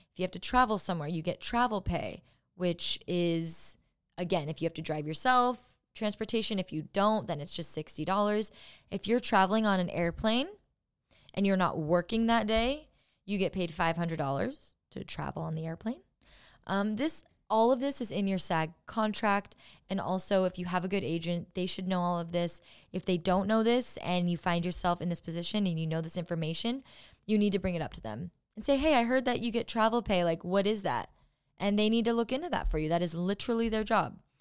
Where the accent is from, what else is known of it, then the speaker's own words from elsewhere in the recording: Orange County, California, United States; moved away as an adult; now in Los Angeles, United States; My dad's a surfer 'cause I'm from Orange County